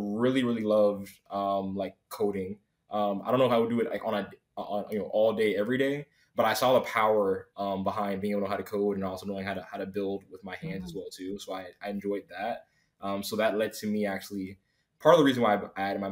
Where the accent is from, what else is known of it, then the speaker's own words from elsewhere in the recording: Miami, Florida, United States; I'm from South Florida. I'm from Miami originally